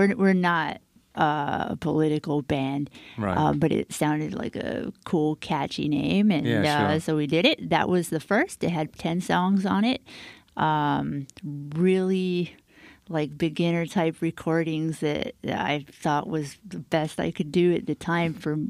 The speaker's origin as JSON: {"language": "English", "town": "Miami", "region": "Florida", "country": "United States", "said": "I'm from Miami."}